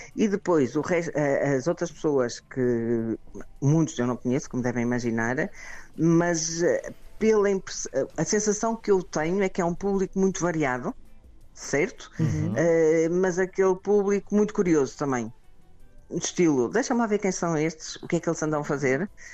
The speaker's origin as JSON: {"language": "Portuguese", "town": "Porto", "region": "Norte", "country": "Portugal", "tie": "born or raised there", "accent": "pronúncia do Norte", "moved": "yes", "lives_now": "Brussels, Belgium", "said": "como devem perceber pela minha pronúncia, eu sou daqui, uhum. certo? E portanto o Porto andou comigo ao colo"}